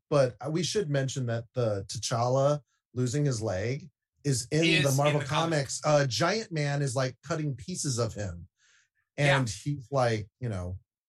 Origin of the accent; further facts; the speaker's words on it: Indiana, United States; I'm from Indiana